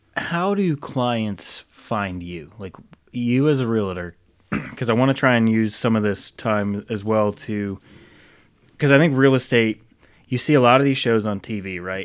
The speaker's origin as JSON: {"language": "English", "region": "Rhode Island", "country": "United States", "tie": "born or raised there", "said": "I grew up in Rhode Island"}